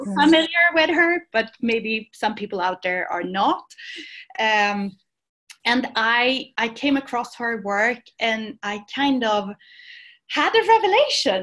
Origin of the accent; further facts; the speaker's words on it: Sweden; moved away as an adult; now in Barcelona, Spain; I was born in Sweden, and I went to university in Sweden. But then I came down here to the south of Europe, to Barcelona.